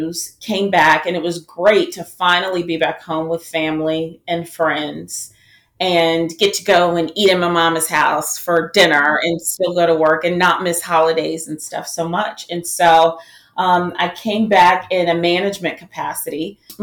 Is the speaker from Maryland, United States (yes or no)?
no; Marietta, Georgia, United States; moved away as an adult; also born or lived in Atlanta, Georgia; So I was born in Atlanta, raised in Marietta